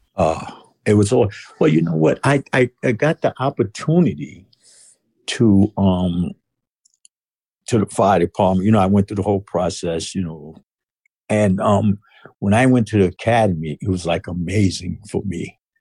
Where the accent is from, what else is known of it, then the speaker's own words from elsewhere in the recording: New York City, New York, United States; moved away as an adult; now in West Virginia, United States; I was born in Brooklyn, New York